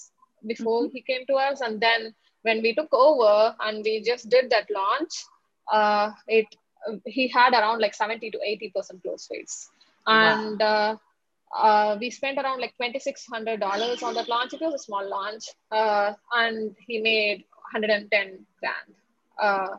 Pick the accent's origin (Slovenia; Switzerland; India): India; I'm from India